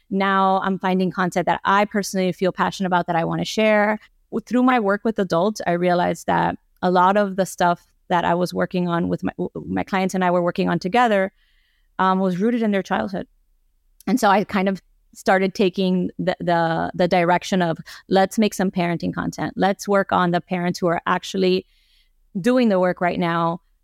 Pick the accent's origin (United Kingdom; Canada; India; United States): United States; Miami, Florida; I grew up here in Miami. I am a first generation Cuban American